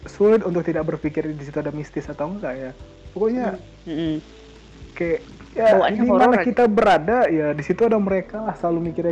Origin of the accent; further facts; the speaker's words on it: Medan, North Sumatra, Indonesia; yang awalnya aku dari Medan nggak pernah bicara kayak gitu tiba-tiba sampai sana jadi bicara itu